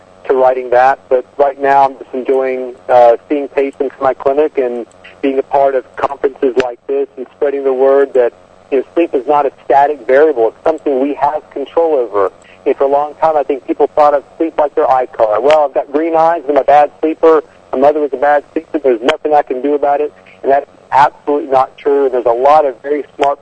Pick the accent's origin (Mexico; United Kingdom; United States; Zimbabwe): United States; Southwest Virginia; I'm a redneck from Southwest Virginia by birth